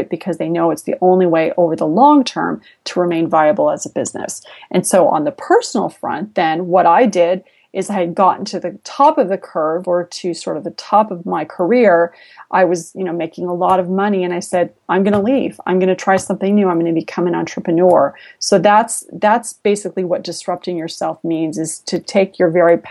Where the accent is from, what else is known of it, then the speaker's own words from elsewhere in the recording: San Jose, California, United States; I was originally from San Jose